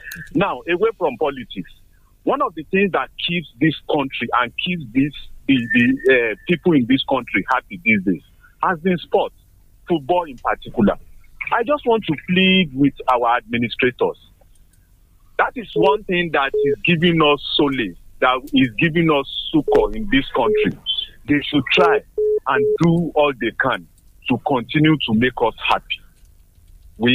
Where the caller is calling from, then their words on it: Abeokuta, Ogun State, Nigeria; I'm calling from Abeokuta this morning.